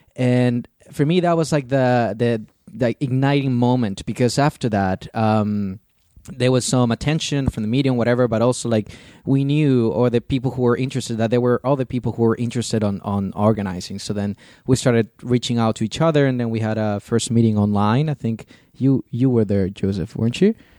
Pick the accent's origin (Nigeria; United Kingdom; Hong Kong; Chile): Chile; now in Germany; I come from Chile originally.